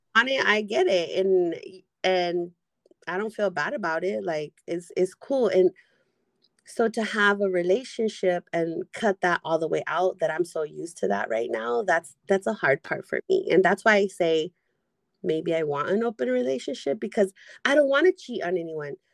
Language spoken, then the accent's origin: English; San Diego, California, United States; I'm from San Diego.